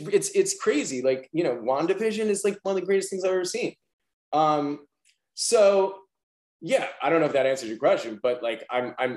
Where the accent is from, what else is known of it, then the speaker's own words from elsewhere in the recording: New York City, New York, United States; I'm a New Yorker